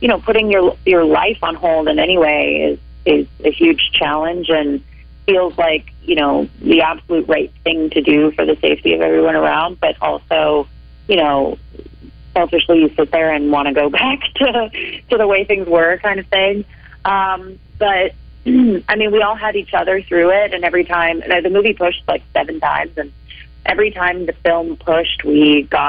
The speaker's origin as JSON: {"language": "English", "area": "Bay Area", "region": "California", "country": "United States", "also_born_or_lived": "East Coast", "moved": "as an adult", "lives_now": "Los Angeles, United States", "said": "I'm from the Bay Area"}